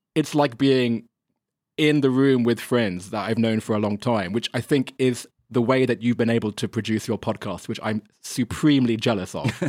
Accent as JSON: {"language": "English", "region": "England", "country": "United Kingdom", "also_born_or_lived": "Germany", "moved": "as an adult", "lives_now": "China", "said": "I'm English"}